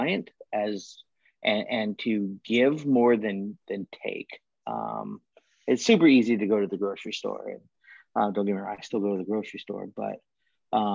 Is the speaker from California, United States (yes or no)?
yes; Alta, California, United States; Growing up in Alta, Tahoe area